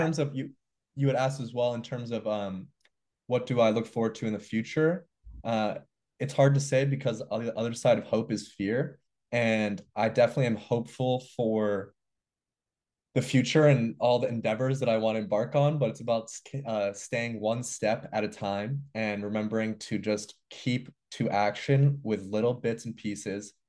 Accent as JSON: {"language": "English", "town": "New York City", "region": "New York", "country": "United States", "tie": "born or raised there", "also_born_or_lived": "Montreal, Canada", "said": "I grew up in New York City. I went to school in the Bronx."}